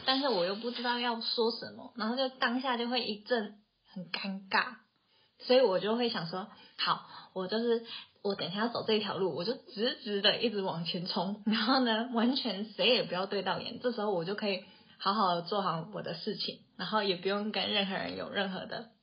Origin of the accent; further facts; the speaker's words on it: Taoyuan, Taiwan; moved away as an adult; now in Tainan, Taiwan; 我就是从小到大都土生土长在桃园生活的一个桃园人。就是国小、国中到大学出社会都一直在桃园生活，直到去年结婚才搬来台南